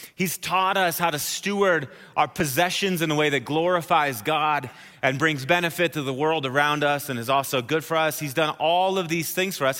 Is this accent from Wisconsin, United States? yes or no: yes; Wisconsin, United States; now in Colorado Springs, United States; I'm from Wisconsin